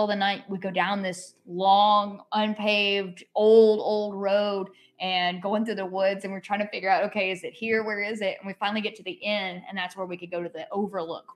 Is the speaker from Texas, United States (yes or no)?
no; Haywood County, Western North Carolina, United States; moved away as an adult; also born or lived in New Orleans; now in South Carolina, United States; I'm from Haywood County